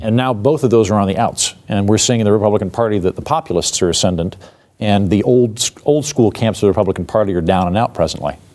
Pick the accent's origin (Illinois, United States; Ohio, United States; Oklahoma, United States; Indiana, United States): Oklahoma, United States; Oklahoma City; moved away; I'm from Oklahoma City, and I could hear the, the blast from Timothy McVeigh from my playground when I was a kid